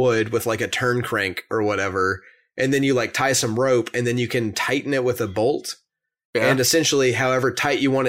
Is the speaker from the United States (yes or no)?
yes; Conway, Arkansas, United States; I'm from Conway